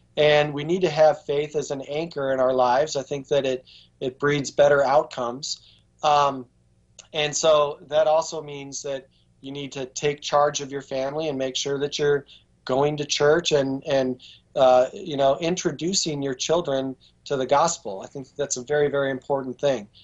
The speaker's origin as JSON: {"language": "English", "town": "Baraboo", "region": "Wisconsin", "country": "United States", "tie": "born or raised there", "moved": "yes", "lives_now": "Virginia, United States", "said": "Baraboo, Wisconsin, which is my hometown"}